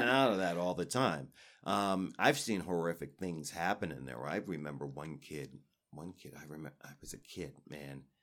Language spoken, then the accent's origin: English; New York, United States; I was raised in New York